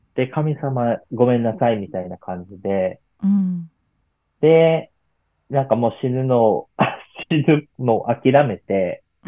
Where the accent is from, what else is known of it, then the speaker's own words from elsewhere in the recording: Miyazaki, Japan; moved away; 地元地元の宮崎県